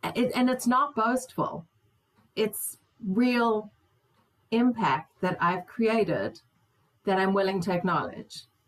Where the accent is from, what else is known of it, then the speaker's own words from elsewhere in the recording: South Africa; moved away; also born or lived in Israel; as a South African woman